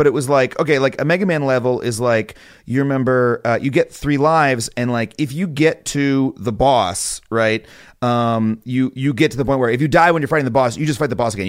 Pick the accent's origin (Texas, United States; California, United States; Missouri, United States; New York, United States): New York, United States; Long Island; I grew up on Long Island.